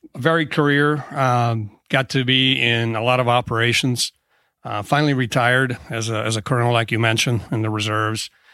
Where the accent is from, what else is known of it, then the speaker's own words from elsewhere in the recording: Tracy, California, United States; moved away as an adult; I uh, grew up in Tracy, California. Uh, it's about 80 miles east of San Francisco. Went to high school there